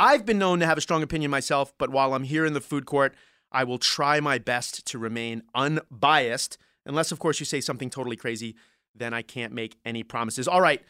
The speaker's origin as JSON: {"language": "English", "town": "Glasgow", "region": "Scotland", "country": "United Kingdom", "said": "Yes. I, from Glasgow's in Scotland last time I checked."}